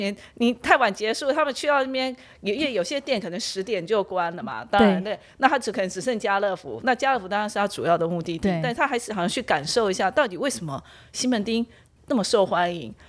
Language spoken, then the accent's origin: Chinese; Taiwan; 那过完了新历年。我们台湾人很重要的一个就是旧历年的部分，那就是来到了我们台北灯节的部分。